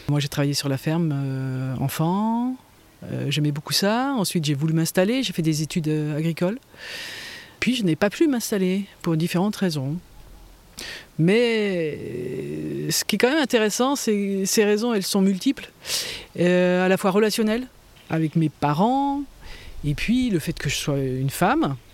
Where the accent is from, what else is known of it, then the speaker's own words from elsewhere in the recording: Manche, Normandy, France; now in Tourves, France; Je suis née en Normandie, dans la Manche, et dans une famille de paysans.